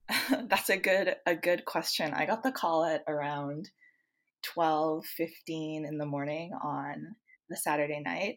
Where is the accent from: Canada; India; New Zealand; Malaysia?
Canada; moved away; I'm originally from Canada